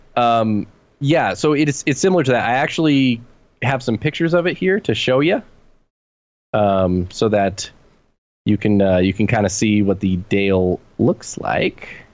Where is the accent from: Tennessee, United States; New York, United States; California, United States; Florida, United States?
California, United States; being a Californian, um, where I grew up